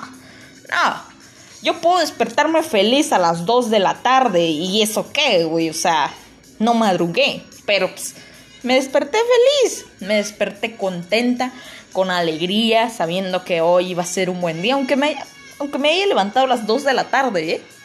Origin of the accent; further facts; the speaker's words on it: Palenque, Chiapas, Mexico; aquí en Palenque, de donde yo soy